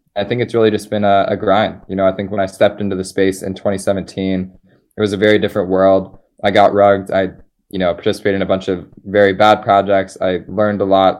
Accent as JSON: {"language": "English", "town": "Philadelphia", "region": "Pennsylvania", "country": "United States", "tie": "born or raised there", "also_born_or_lived": "Colorado", "moved": "as an adult", "said": "I'm from Philadelphia"}